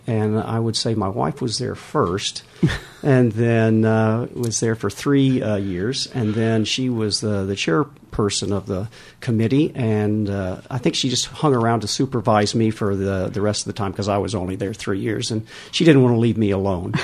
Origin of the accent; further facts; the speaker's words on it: Texas, United States; moved away as an adult; now in Weybridge, United Kingdom; Originally from Texas